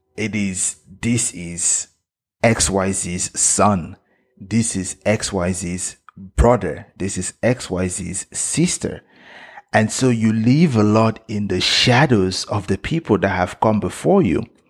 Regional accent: Cameroon; now in United States; I was born in Cameroon, and my parents are Cameroonians. I am Cameroonian

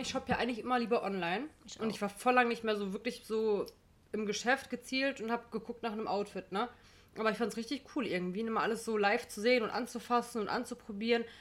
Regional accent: Gladbeck, North Rhine-Westphalia, Germany; bei uns in Gladbeck

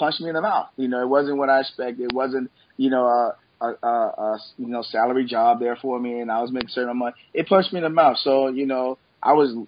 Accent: Memphis, Tennessee, United States; I was born and raised here in Memphis, Tennessee.

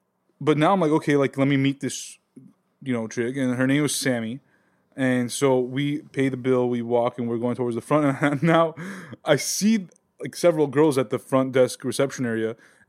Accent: Glendale, California, United States; born or raised there

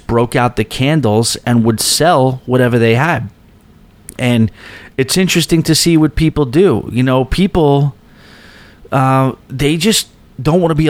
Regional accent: East Rockaway, New York, United States; also born or lived in Astoria, New York; I go to my hometown of East Rockaway

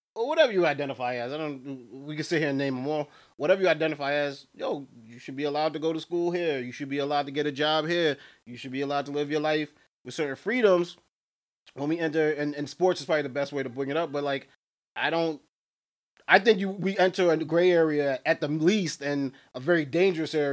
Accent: New York, United States; Because I'm from New York

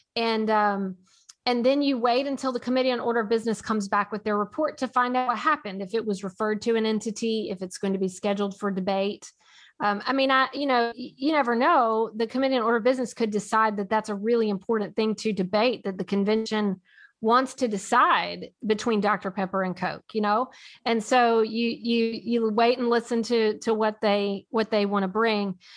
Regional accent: Nashville, Tennessee, United States; I am from Nashville

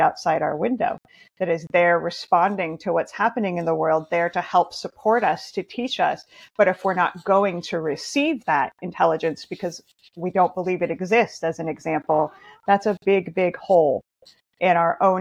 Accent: Montana, United States; now in Oregon, United States; I grew up in Montana in nature

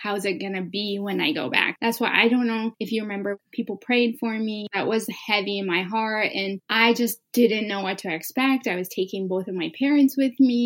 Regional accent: central Montana, United States; English is a second language; also born or lived in Sodo, Ethiopia; Coming to America at age 10, I ended up in Montana.

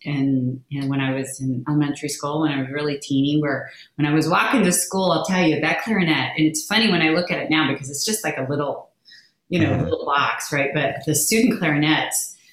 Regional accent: Los Angeles, California, United States; also born or lived in Eau Claire, Wisconsin; I grew up in Southern California, so right outside of LA. I was a Valley girl

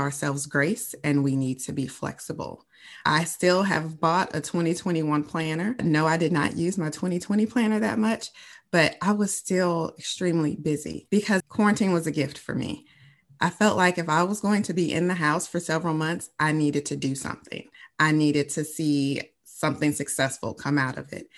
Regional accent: Chicago, Illinois, United States; born or raised there

